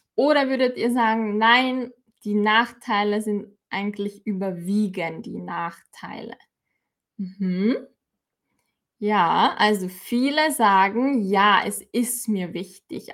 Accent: Austria; bei uns in Österreich

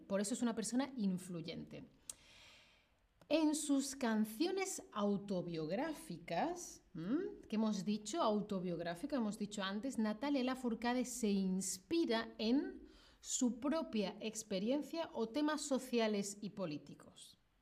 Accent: Spain; yo soy de España

